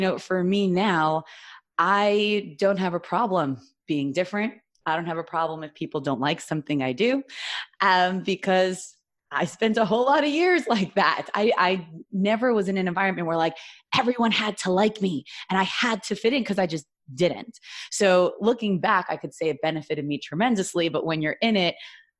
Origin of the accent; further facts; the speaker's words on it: New York City, New York, United States; moved away as an adult; also born or lived in Jerusalem, Israel; I grew up actually in Flatbush, Brooklyn, New York.